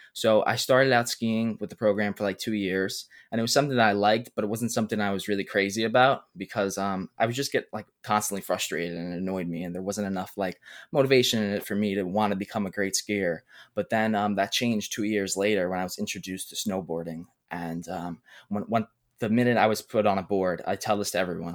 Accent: New York City, New York, United States; I'm twenty years old, I'm from Brooklyn, New York

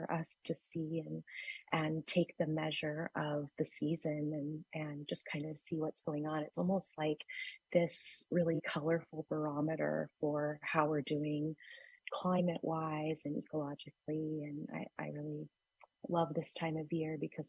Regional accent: Hoopa Valley, California, United States; moved away; also born or lived in Bay Area; I grew up in the Hoopa Valley

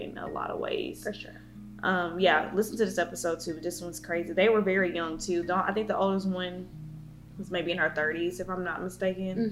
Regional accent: near Beaumont, Texas, United States; very, very close to my hometown

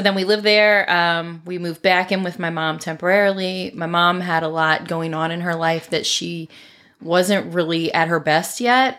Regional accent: Maryland, United States; moved away as an adult; also born or lived in Tennessee; now in Florida, United States; I consider myself a Marylander for sure, although now we've lived in Florida for almost thirteen years

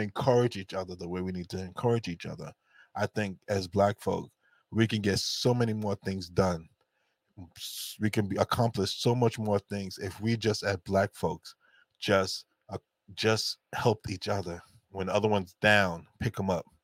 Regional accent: New York, United States; as black folks growing up in New York

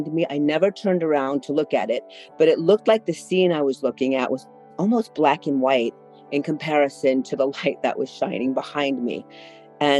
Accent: New Orleans, Louisiana, United States; moved away as an adult; also born or lived in Metairie, Louisiana; now in Austin, United States; I was born and raised in New Orleans, Louisiana, and moved away when it was time for college

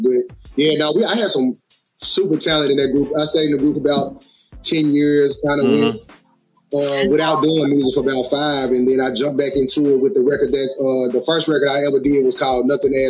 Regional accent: Memphis, Tennessee, United States; born there; also born or lived in Germany / Pittsburgh, United States; I am born in Memphis. I actually bounced around. My mom was in the service

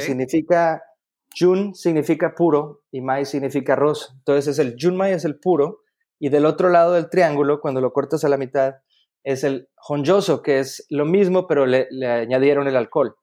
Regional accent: Mexico; los mexicanos somos

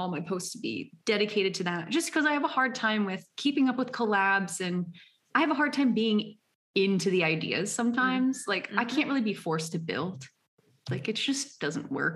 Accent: United States; I'm an American

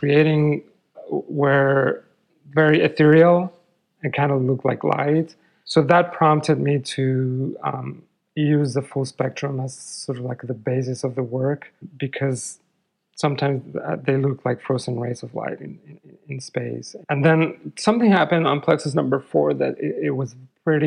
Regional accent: Mexico City, Mexico; moved away; I grew up in Mexico City

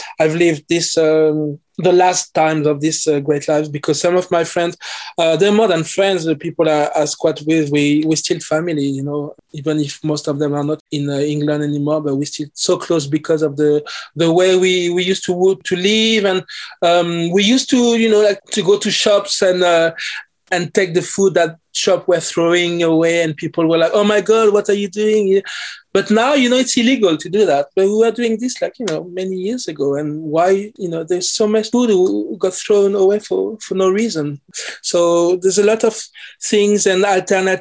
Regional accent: Paris, Île-de-France, France; English is a second language; moved away as an adult; also born or lived in London, United Kingdom; now in Oxford, United Kingdom; I'm French Caribbean. So I grew up in Paris. I was born in Paris.

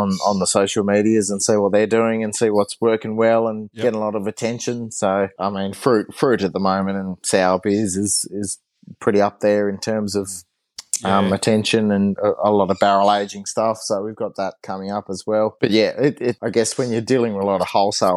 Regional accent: Launceston, Tasmania, Australia; also born or lived in Hadspen, Tasmania / Hobart, Tasmania; I grew up in, I grew up in Prospect in Launceston, and then we moved out towards Hadspin when I was a teenager, and then I went down to Hobart to do uni

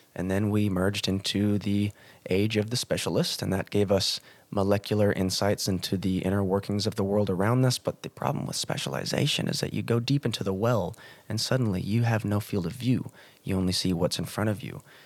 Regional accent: United States; moved away as an adult; also born or lived in Montana; now in Cairns, Australia; went back to my home country of the United States of America, went to Montana

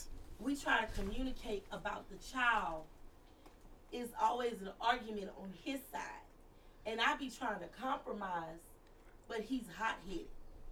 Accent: United States; my mindset as American.

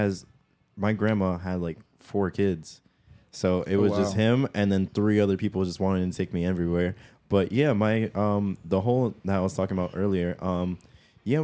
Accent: New York City, New York, United States; growing up in New York my whole life

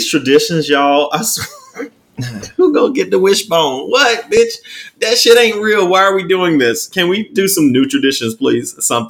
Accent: North Carolina, United States; moved away; if I go to North Carolina and I visit my family, I'm not going to want to go and travel. Cause Charlotte's 2 hours away from my hometown.

